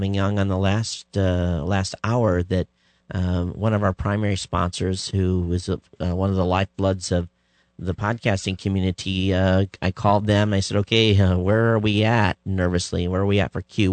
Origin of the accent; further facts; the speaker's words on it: Michigan, United States; moved away as an adult; now in Hawaii, United States; I grew up in Michigan.